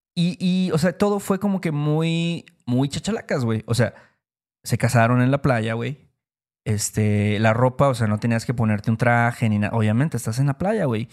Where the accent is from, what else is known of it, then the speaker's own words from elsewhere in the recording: Veracruz, Mexico; somos de Veracruz